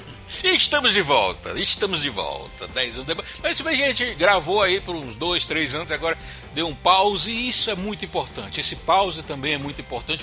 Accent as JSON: {"language": "Portuguese", "town": "Fortaleza", "region": "Ceará", "country": "Brazil", "said": "Eu sou de Fortaleza"}